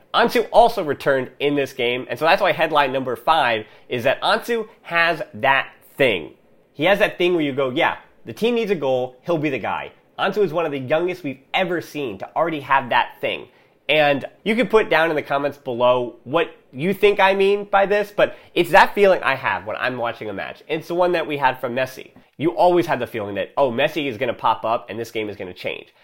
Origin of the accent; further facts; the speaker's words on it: United States; as an American